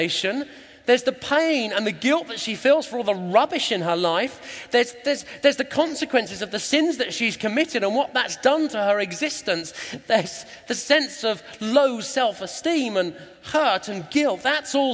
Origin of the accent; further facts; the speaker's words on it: England, United Kingdom; we're English.